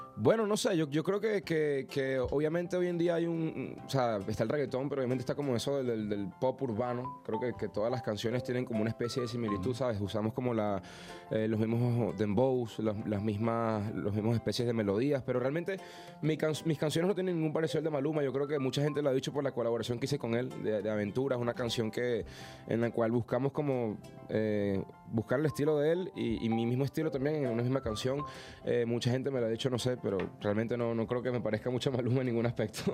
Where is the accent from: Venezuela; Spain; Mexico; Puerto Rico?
Venezuela; sea venezolano